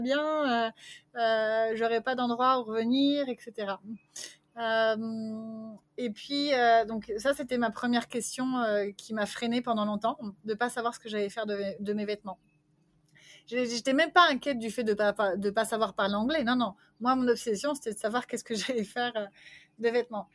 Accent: France; moved away as an adult; also born or lived in Vancouver, Canada / Montreal, Canada; now in Bulgaria; j'ai quitté la France quand j'avais 30 ans

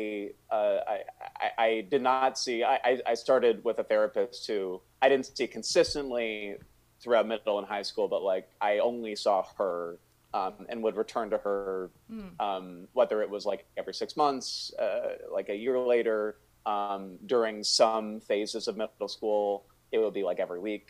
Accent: Northern Virginia, United States; I grew up in Northern Virginia

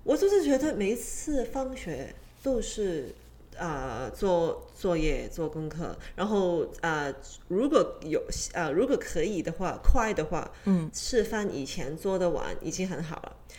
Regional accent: Hong Kong; 我就是在，嗯，香港长大

